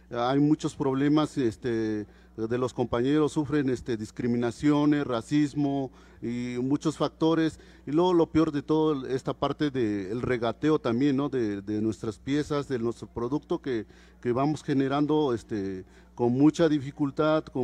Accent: Oaxaca, Mexico; first language Mazatec; Spanish is a second language; Antes que nada, un saludo en, en, mi lengua materna, que es el mazateco.

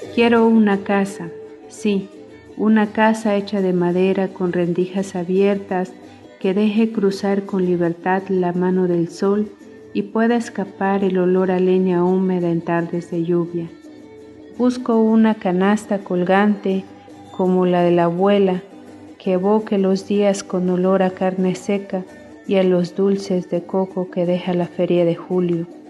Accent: Las Margaritas, Chiapas, Mexico; first language Tojolabal; Spanish is a second language; del Ejido Veracruz, municipio de Las Margaritas, Chiapas.

